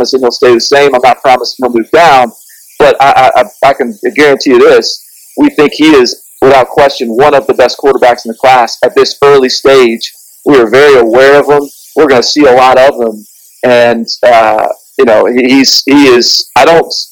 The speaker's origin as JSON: {"language": "English", "town": "Nashville", "region": "Tennessee", "country": "United States", "tie": "born or raised there", "said": "I'm from Nashville originally, so I am in sort of SEC country growing up."}